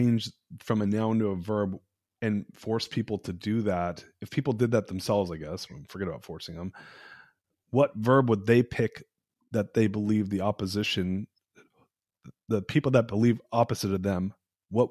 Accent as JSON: {"language": "English", "region": "Southern California", "country": "United States", "said": "I'm from Southern California"}